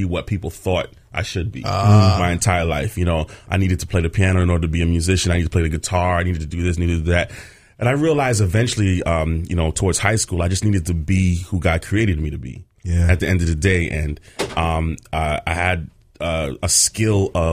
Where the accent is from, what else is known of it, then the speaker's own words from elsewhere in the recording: New York City, New York, United States; moved away as an adult; now in Bayonne, United States; Born and raised, Brooklyn, New York, Midwood High School